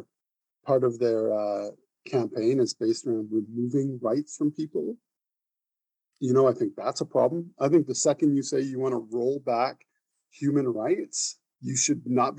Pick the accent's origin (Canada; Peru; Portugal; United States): Canada; I want to be proud of being a Canadian.